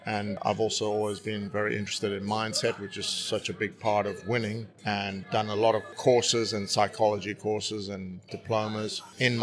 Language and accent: English; South Africa; also born or lived in United States; now in United Kingdom; I grew up in South Africa